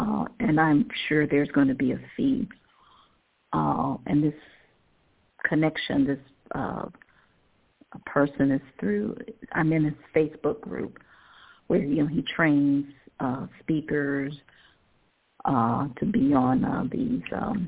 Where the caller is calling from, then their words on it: Cleveland, Ohio, United States; I'm calling from Cleveland, Ohio.